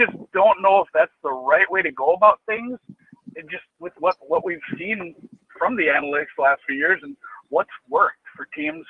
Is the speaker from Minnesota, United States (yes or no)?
yes; Minnesota, United States; I'm from Minnesota.